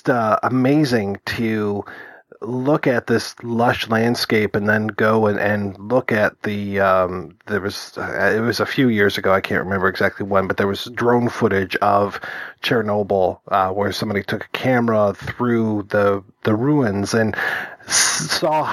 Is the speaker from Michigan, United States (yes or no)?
yes; Detroit, Michigan, United States; growing up in Detroit